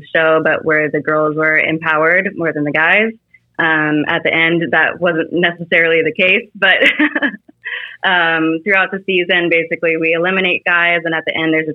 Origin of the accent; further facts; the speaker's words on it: Chicago, Illinois, United States; I'm from Chicago